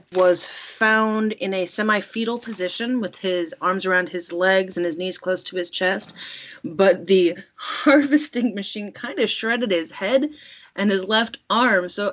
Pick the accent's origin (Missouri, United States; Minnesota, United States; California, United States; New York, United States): California, United States; I'm from California, Ireland